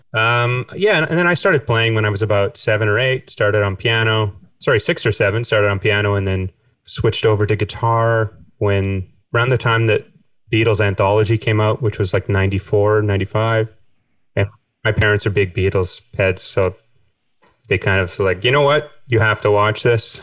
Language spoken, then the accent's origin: English; Winnipeg, Manitoba, Canada; moved away as an adult; now in Cork, Ireland; growing up in Canada